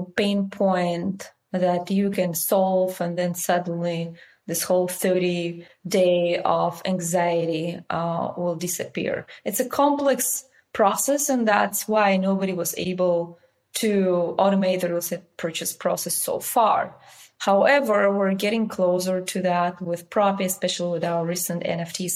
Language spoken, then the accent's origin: English; Russia; moved away as an adult; also born or lived in Bulgaria / Dubai / United Kingdom; now in Silicon Valley, United States; I was born and raised in Russia. And when I was 19, I moved to Bulgaria